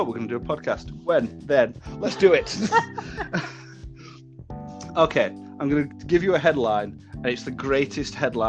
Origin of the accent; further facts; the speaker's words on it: the north of England, United Kingdom; I am from North of England.